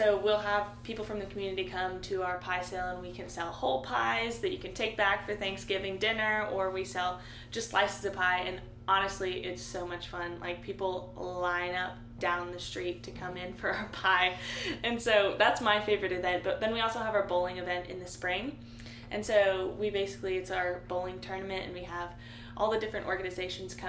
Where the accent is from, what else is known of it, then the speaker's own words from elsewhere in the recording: Nashville, Tennessee, United States; moved away as an adult; now in Oxford, United States; I'm actually from Nashville, Tennessee